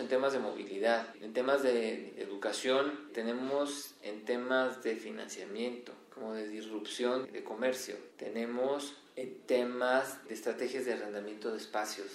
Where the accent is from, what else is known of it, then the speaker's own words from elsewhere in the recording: Mexico; seguimos siendo más mexicanos